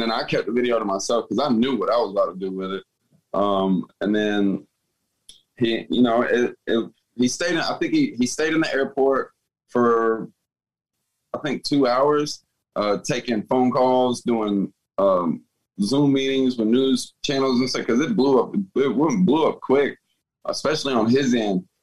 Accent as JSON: {"language": "English", "town": "Atlanta", "region": "Georgia", "country": "United States", "also_born_or_lived": "Woodstock, Georgia / Marietta, Georgia / Decatur, Georgia", "moved": "yes", "lives_now": "Tampa, United States", "said": "I'm actually originally from Atlanta"}